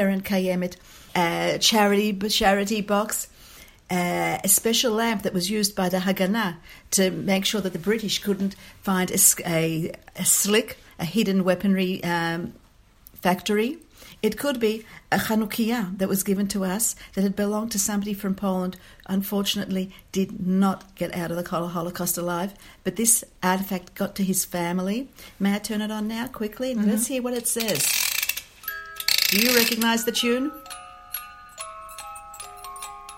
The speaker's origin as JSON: {"language": "English", "country": "Australia", "tie": "born or raised there", "moved": "as an adult", "lives_now": "Israel", "said": "I'm Australian born and bred"}